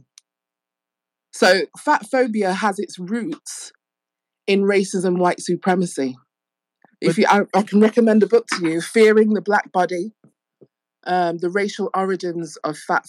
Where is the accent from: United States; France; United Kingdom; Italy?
United Kingdom; England; I'm from England